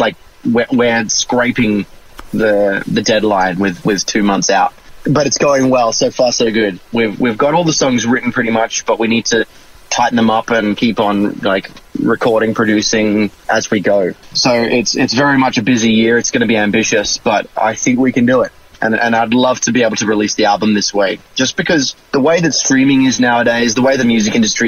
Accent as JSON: {"language": "English", "town": "Brisbane", "region": "Queensland", "country": "Australia", "also_born_or_lived": "Sydney", "said": "I'm Australian"}